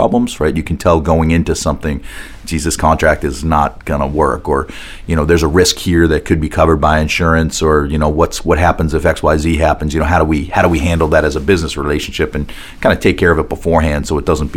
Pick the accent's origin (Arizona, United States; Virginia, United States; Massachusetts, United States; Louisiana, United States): Massachusetts, United States; outside of Boston; moved away; also born or lived in New York (family); I grew up outside of Boston